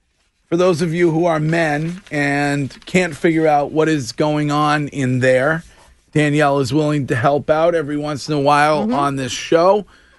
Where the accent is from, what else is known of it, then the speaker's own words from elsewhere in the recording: Stow, Massachusetts, United States; From my hometown.